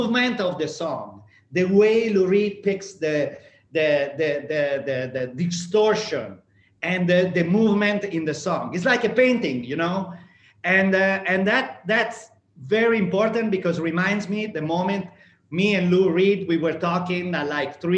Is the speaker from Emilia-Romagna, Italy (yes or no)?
yes; Emilia-Romagna, Italy; growing up in Emilia-Romagna